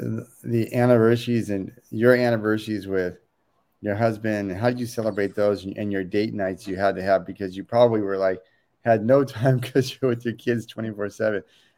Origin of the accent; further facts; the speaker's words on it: Oakland, California, United States; And growing up in Oakland, I mean, there's certainly one of the things I love about Oakland is so multicultural.